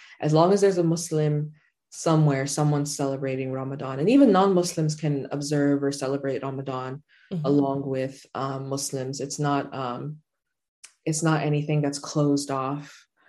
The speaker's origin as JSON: {"language": "English", "town": "Chicago", "region": "Illinois", "country": "United States", "tie": "born or raised there", "also_born_or_lived": "Doha, Qatar", "said": "I'm from Chicago, but my family's Sudanese, and I've grown up between Chicago and Doha, Qatar."}